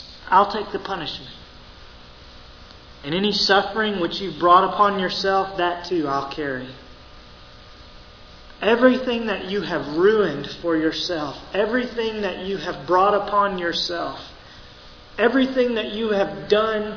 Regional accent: Mississippi, United States; I'm from Mississippi

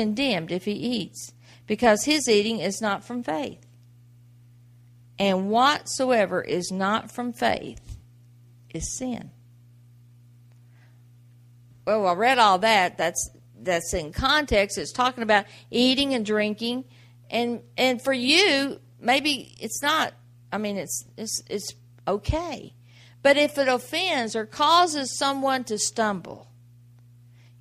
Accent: the South, United States; I grew up in the South

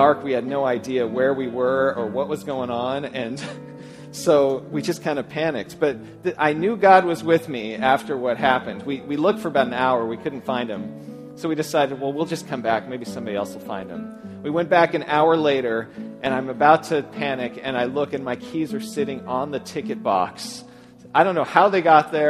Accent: San Luis Obispo County, California, United States; I grew up in San Luis Obispo County

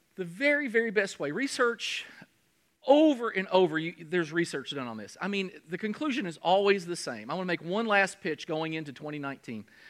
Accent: Kentucky, United States; I'm from Kentucky.

